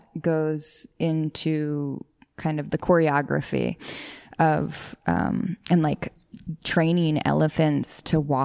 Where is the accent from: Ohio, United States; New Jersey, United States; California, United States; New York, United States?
New York, United States; New York City; I grew up in the Bronx.